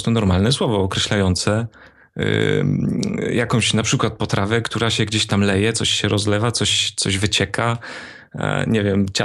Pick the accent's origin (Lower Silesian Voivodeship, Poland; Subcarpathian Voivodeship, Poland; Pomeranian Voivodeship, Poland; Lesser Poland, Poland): Lower Silesian Voivodeship, Poland; Wrocław; bo jestem gołdać, z Wrocławia.